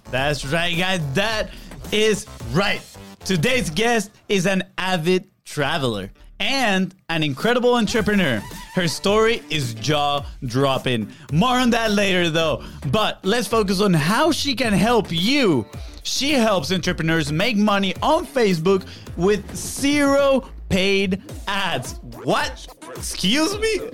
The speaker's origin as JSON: {"language": "English", "country": "Venezuela", "moved": "yes", "lives_now": "Florida, United States", "said": "I'm from Venezuela"}